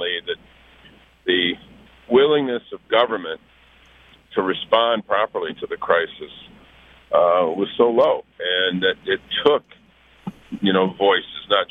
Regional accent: Flint, Michigan, United States; Flint's my hometown

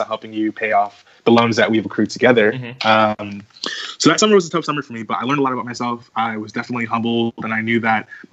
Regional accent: the Poconos, Pennsylvania, United States; moved away as an adult; also born or lived in Queens, New York / Philadelphia, Pennsylvania / Washington, D.C.; I was born in Queens, New York for 10 years of my life. I lived there. And then after that, my mom and I moved to the Poconos.

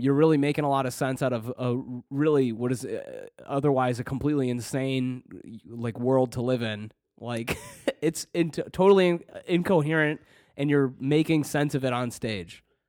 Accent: Detroit, Michigan, United States; moved away; also born or lived in Canton, Michigan / Southfield, Michigan; I'm from the Detroit area

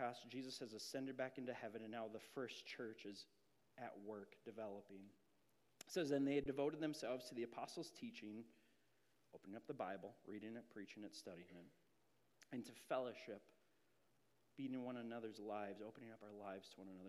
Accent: Grand Marais, Minnesota, United States; I moved up to Grand Marais, Minnesota in sixth grade

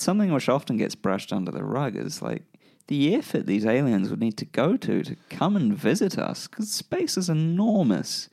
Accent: Christchurch, Canterbury, New Zealand; I grew up in Christchurch, New Zealand

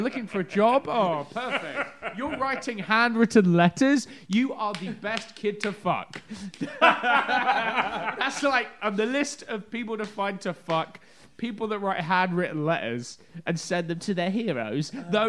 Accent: United Kingdom; moved away as an adult; also born or lived in London; now in United States; I'm not originally from London, I'm from just outside London, kind of like the equivalent of New Jersey to the city is where I'm from. But I moved to London when I was going to college

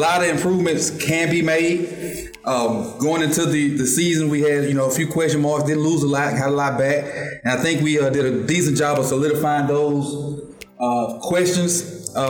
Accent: Mississippi, United States; also born or lived in Columbia, Mississippi; now in Tallahassee, United States; from Mississippi

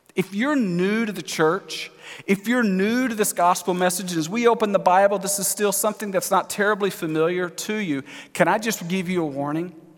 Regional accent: Texas, United States; moved away as an adult; also born or lived in California; we're from Texas, we had moved from California

